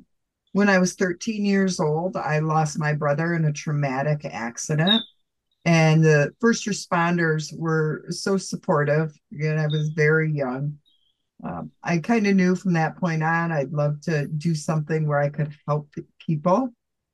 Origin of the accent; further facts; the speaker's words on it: Greene, New York, United States; I'm originally from Green, New York, which is between Binghamton and Norwich, just above the Pennsylvania line.